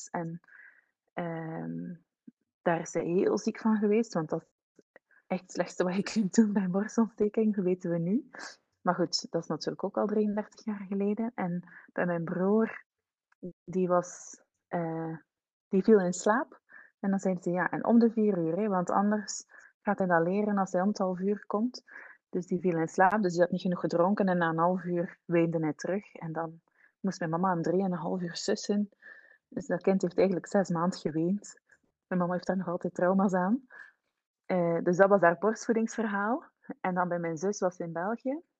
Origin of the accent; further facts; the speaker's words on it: Switzerland; born there; Zij heeft met mij en mijn broer, wij zijn in Zwitserland geboren.